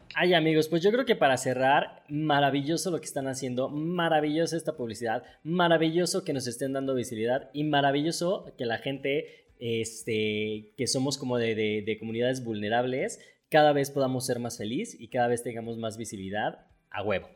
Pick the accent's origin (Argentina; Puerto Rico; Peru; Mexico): Mexico; yo soy mexicano, o sea, vivo aquí en México